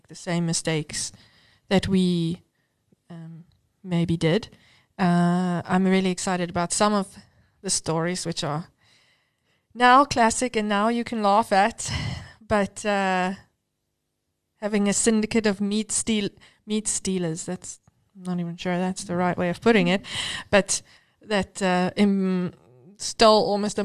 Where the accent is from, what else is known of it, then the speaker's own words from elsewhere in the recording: Cape Town, Western Cape, South Africa; moved away as an adult; now in Johannesburg, South Africa; I grew up in Cape Town and moved to Joburg at 21 by myself for work